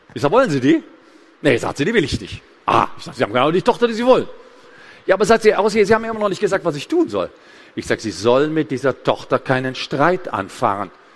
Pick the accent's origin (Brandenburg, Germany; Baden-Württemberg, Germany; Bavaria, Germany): Bavaria, Germany; Gräfelfing; Ich komme aus Gräfelfingen. Das ist ein Vorort von München.